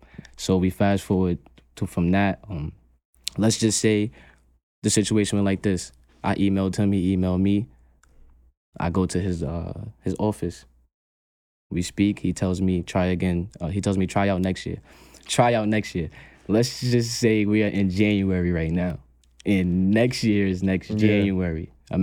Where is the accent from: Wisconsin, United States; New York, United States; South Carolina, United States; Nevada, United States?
New York, United States; Brooklyn; I'm from New York. I'm from Brooklyn.